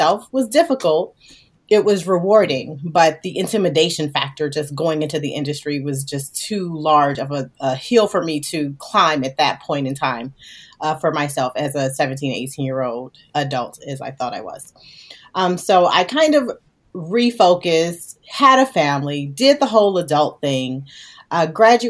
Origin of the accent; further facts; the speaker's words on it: Gary, Indiana, United States; I was literally a little girl coming out of Gary, Indiana.